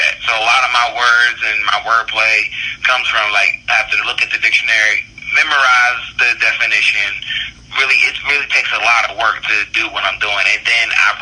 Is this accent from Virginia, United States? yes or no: yes; Northern Virginia, United States; also born or lived in Baltimore, Maryland / Evansville, Indiana; I was born in Baltimore, but I was raised in Northern Virginia